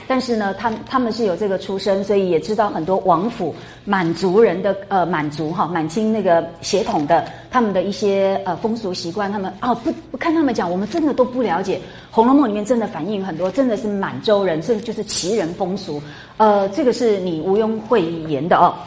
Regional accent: Taiwan; accent: Taiwanese Mandarin; 我们台湾国语啊，台湾的国语不大有这个儿的发音

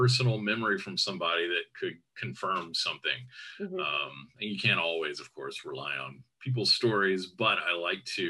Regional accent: Jacksonville, Florida, United States; my hometown

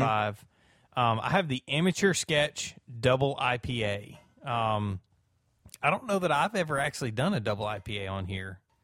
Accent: South Alabama, United States; also born or lived in Georgia; I'm from South Alabama. I've always, uh, really kinda lived in South Alabama.

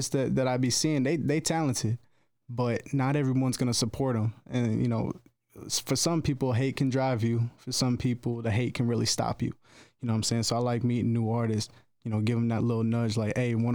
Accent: Toledo, Ohio, United States; now in Virginia, United States; I'm from Ohio, man. Toledo area, 419

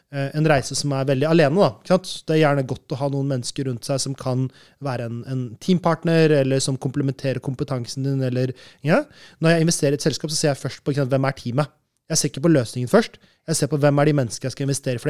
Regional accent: Norway; moved away as an adult; also born or lived in Malaysia / Brazil; Jeg er født og oppvokst i Norge

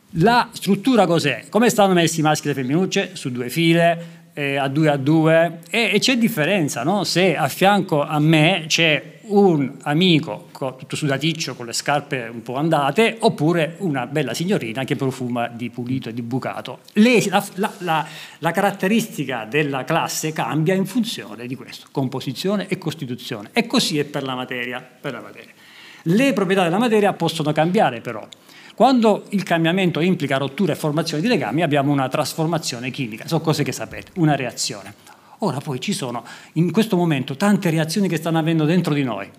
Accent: Lecce, Apulia, Italy; nella mia città natale, a Lecce

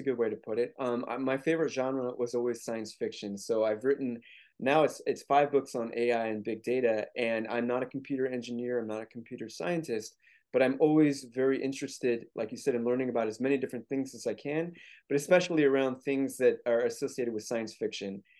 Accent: St. Louis, Missouri, United States; I grew up in Saint Louis, Missouri

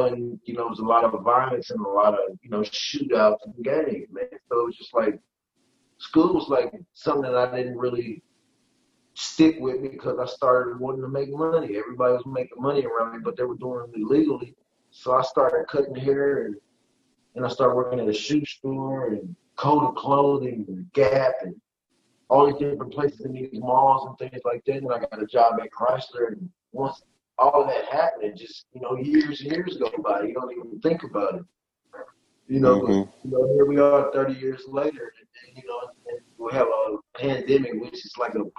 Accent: Detroit, Michigan, United States; also born or lived in West Virginia; My mom moved me from West Virginia to Detroit.

